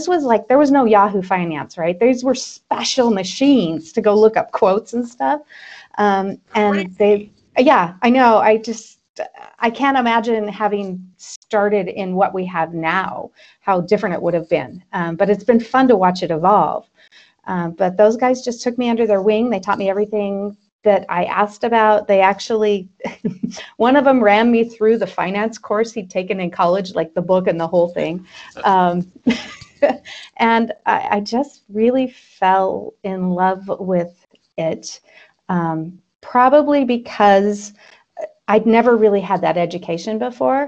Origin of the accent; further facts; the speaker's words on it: Twin Falls, Idaho, United States; also born or lived in Boise, Idaho; I am an Idaho native. I grew up in Twin Falls.